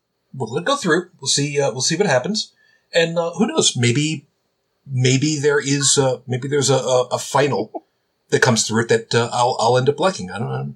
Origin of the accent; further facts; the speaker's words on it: New York City, New York, United States; moved away; I'm originally from Brooklyn.